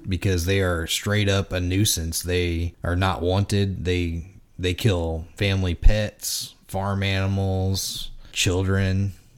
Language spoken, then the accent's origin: English; Texas, United States; now in Indiana, United States; living in Texas growing up